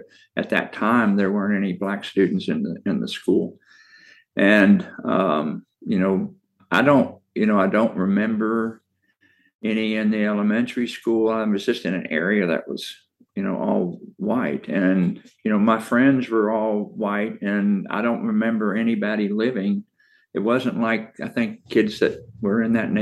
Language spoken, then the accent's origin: English; Arlington, Virginia, United States; moved away; I grew up in Arlington, Virginia